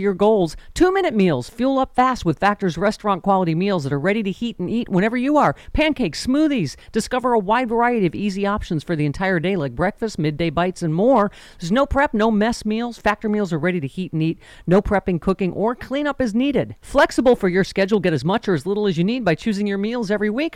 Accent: Lockport, New York, United States; moved away; my hometown of Lockport, New York

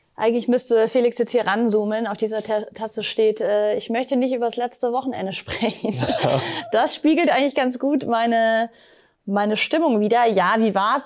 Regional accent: Munich, Bavaria, Germany; Ich als Münchnerin

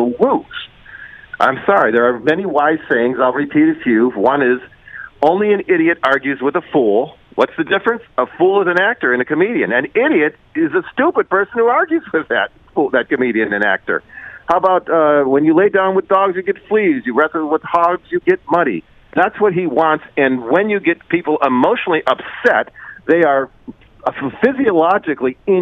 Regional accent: Detroit, Michigan, United States; I was born and raised in Detroit.

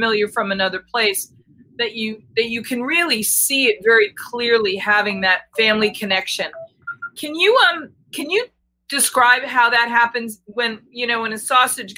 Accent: Boston, Massachusetts, United States; moved away; I'm originally from Boston

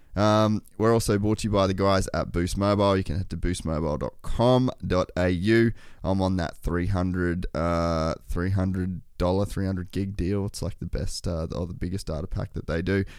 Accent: Cairns, Queensland, Australia; I grew up in Cairns

